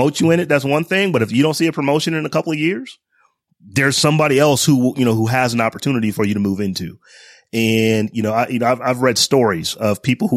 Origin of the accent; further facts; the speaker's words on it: Northeast Ohio, United States; when I was growing up, I grew up in Northeast Ohio